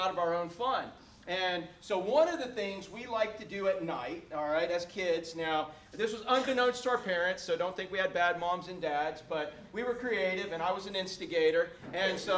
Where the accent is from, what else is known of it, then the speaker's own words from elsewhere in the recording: Orlando, Florida, United States; when I was a little boy growing up in Orlando